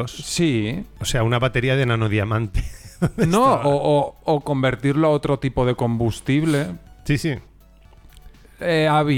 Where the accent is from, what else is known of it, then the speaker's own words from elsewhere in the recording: Spain; lo hemos decidido hacer en plan low cost porque somos españoles